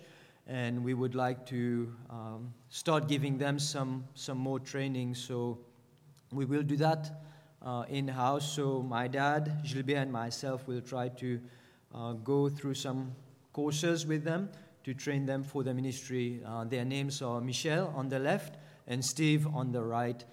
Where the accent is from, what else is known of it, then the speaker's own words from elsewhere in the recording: Mauritius; moved away; go back to Mauritius, which is my home country